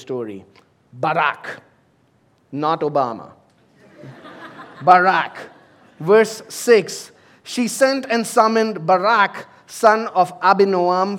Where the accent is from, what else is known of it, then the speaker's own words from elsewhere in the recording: India; moved away as an adult; also born or lived in United States; now in United Arab Emirates; I've served in ministry in my home country in India